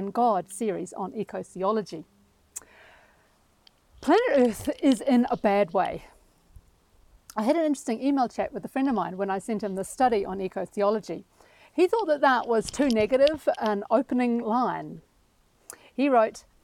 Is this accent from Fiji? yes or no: yes; Fiji; now in Christchurch, New Zealand; I was born in Fiji.